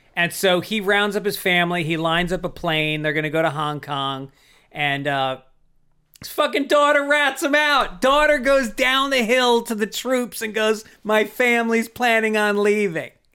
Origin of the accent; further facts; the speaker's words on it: New York City, New York, United States; I'm from New York